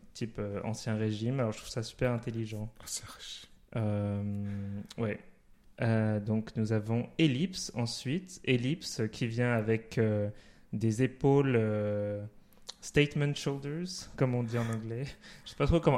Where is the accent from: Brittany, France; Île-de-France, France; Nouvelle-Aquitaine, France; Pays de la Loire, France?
Île-de-France, France; Paris; moved away; je suis de Paris, donc mm. c'est un peu les, les, drag queens que j'ai vus quand j'étais un peu plus jeune, j'habitais là-bas